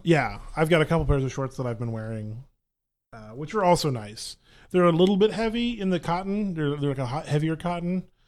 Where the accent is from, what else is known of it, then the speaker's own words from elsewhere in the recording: Grapevine, Texas, United States; grew up in the Metroplex. I grew up in Grapevine